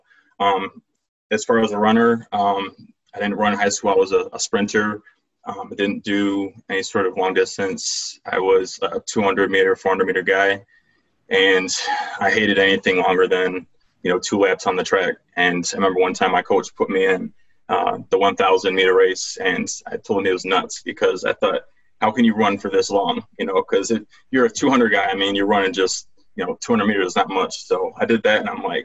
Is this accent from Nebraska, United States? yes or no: no; Rochester, New York, United States; I'm from Rochester, New York. It's upstate. It's not from New York City. Everyone thinks that you're from New York, you're from the city, and it's not true. So, been here my whole life.